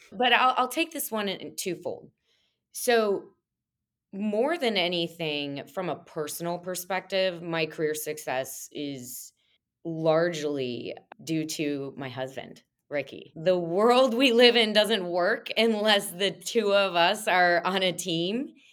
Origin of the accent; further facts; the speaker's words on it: Monmouth, Illinois, United States; now in Chicago, United States; Grew up in a small town on the west side of Illinois called Monmouth.